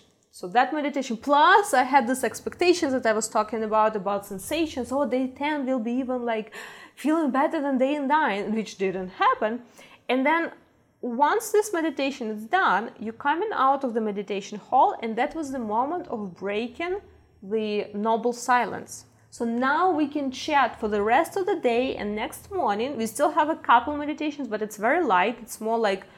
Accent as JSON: {"language": "English", "country": "Ukraine", "also_born_or_lived": "Canada", "second_language": "English", "moved": "yes", "said": "I'm from Ukraine"}